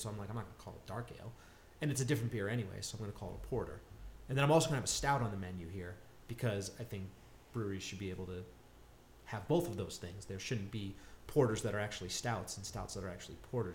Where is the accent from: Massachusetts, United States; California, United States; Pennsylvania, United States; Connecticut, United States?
Connecticut, United States; moved away as an adult; I grew up in Connecticut.